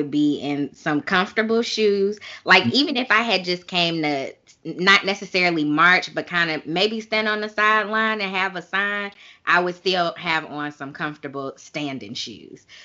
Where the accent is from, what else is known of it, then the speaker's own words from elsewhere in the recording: Chicago, Illinois, United States; Chicago, which is my hometown as well